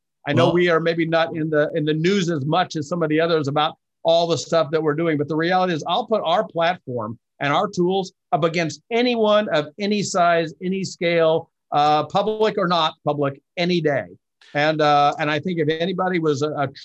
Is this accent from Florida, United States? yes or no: no; Missouri, United States; troubled kid growing up in Missouri